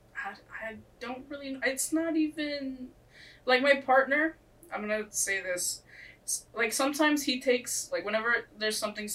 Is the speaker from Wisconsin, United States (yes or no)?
no; Florida, United States; I live here all my life